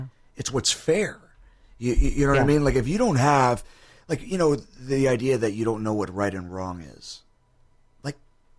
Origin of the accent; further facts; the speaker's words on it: New York City, New York, United States; accent: Bronx; Listen, I'm from the Bronx.